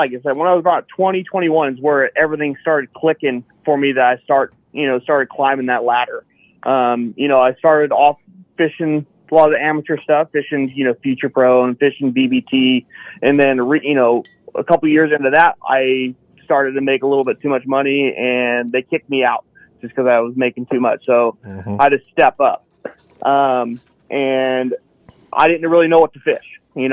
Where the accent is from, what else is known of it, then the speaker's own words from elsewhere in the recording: Citrus Heights, California, United States; also born or lived in Roseville, California; Citrus Heights, Warrenville, Roseville, kind of home area